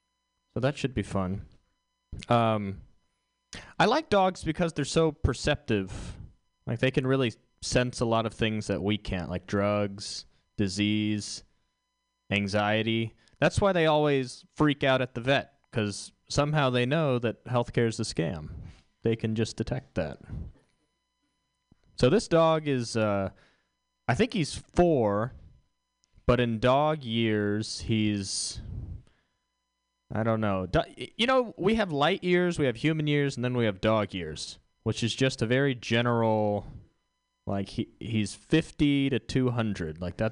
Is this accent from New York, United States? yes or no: no; Houston, Texas, United States; All right, I'm from Houston.